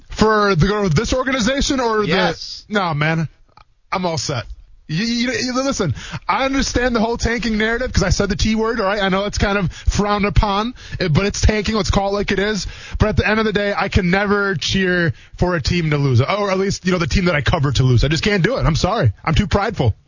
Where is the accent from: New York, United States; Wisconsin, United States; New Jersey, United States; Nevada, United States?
Wisconsin, United States; moved away as an adult; also born or lived in Murray State (Kentucky); now in Jacksonville, United States; I'm coming from Wisconsin